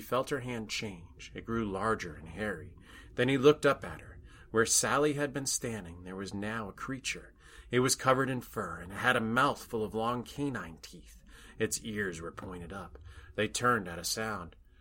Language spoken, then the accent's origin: English; Rhode Island, United States; my home state of Rhode Island